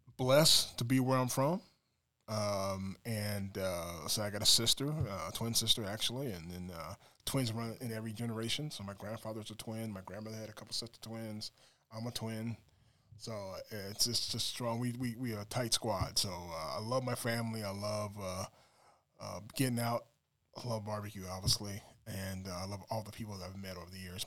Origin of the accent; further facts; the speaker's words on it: Des Moines, Iowa, United States; I'm from Des Moines, Iowa, cornfed, Midwest boy.